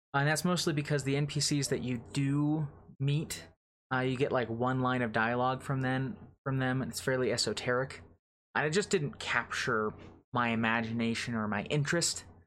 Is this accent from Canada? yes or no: no; United States; as an American